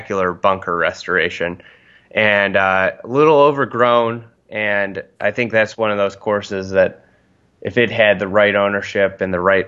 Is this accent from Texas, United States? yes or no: no; Chicago, Illinois, United States; I grew up on the North Shore here in Chicago, where there's like a plethora of great golf